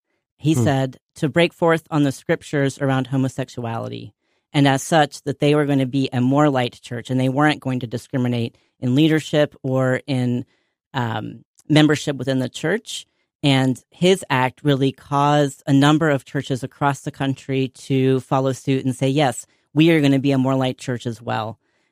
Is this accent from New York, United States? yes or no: no; North Carolina, United States; I grew up deeply Presbyterian in North Carolina. My family moved around a lot to different cities growing up, but we always ended up at a First Presbyterian church